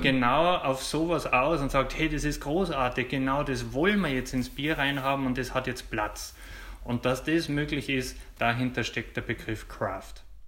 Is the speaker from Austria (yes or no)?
yes; Austria; bei uns am österreichischen Markt